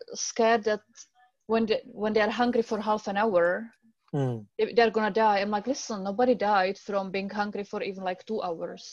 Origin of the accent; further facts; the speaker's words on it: Czechia; English is a second language; moved away; left back to my country. I'm from the Czech Republic